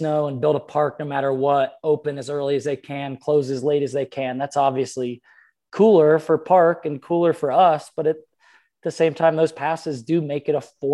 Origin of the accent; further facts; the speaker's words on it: Pennsylvania, United States; moved away; friends of mine that I grew up with in Pennsylvania